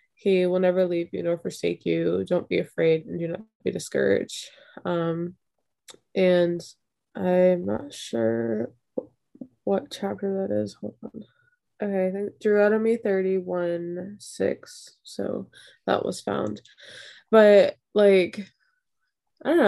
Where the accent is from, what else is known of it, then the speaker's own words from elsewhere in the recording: Florida, United States; I'm from Florida